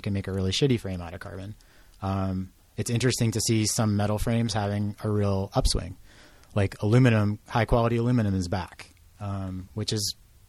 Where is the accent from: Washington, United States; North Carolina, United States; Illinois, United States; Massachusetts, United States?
Massachusetts, United States; Boston; moved away as an adult; also born or lived in New Mexico / Portland; I'm originally from Boston, but I moved to New Mexico when I was 29 or 30